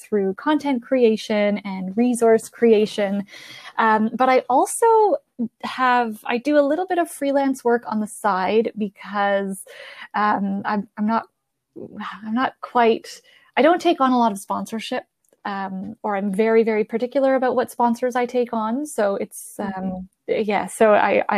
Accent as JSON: {"language": "English", "country": "Canada", "said": "Both of my parents are Italian, but I'm Canadian. We live in Canada"}